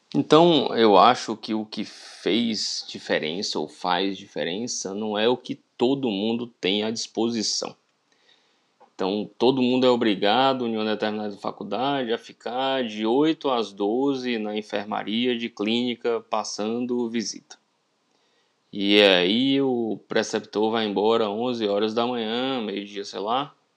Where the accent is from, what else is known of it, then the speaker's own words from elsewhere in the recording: interior of Bahia, Brazil; sou do interior da Bahia